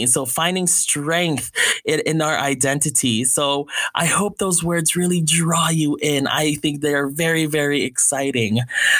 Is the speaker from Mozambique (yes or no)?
no; Philippines; there are a lot of good things about being Filipino. It's okay.